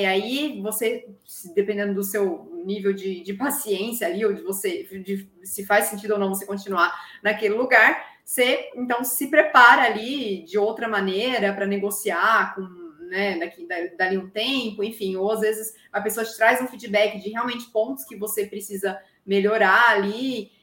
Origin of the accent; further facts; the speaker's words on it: interior of São Paulo, Brazil; accent: interior; now in São Carlos, Brazil; eu era do interior, zoavam meu sotaque